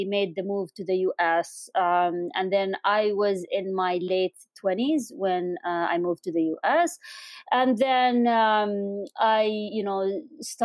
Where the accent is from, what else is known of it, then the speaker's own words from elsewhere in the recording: Amman, Amman Governorate, Jordan; moved away as an adult; also born or lived in United Kingdom / Doha, Qatar; now in Washington, D.C., United States; I was born in Amman, Jordan, in the late 70s. So now everyone knows how old I am. And I grew up in, back when Amman was really small